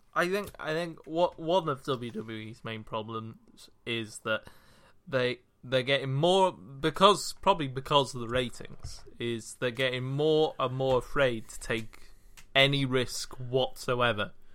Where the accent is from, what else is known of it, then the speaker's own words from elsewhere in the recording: Wales, United Kingdom; I was from Wales